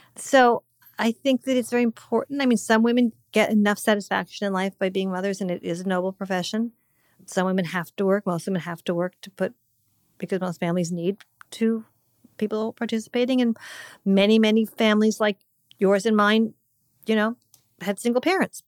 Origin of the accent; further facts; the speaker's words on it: Montecito, California, United States; moved away; my hometown